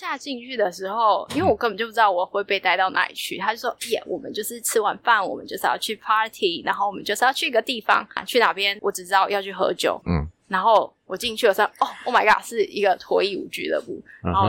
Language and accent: Chinese; Taiwan; 他说：“你是台湾人吗？”我说：“我是。”